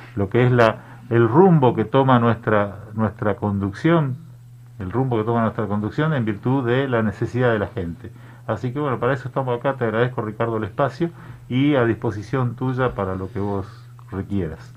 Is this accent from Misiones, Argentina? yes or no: yes; Misiones, Argentina